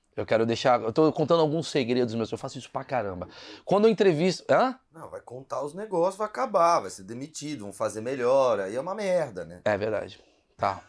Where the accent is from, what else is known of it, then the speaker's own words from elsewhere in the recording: Brazil; eu sou do Brasil